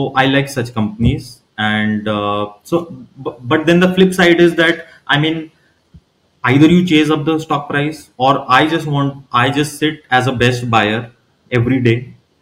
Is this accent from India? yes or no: yes; Ranchi, Jharkhand, India; moved away; I am originally from Ranchi, which is the capital of Jharkhand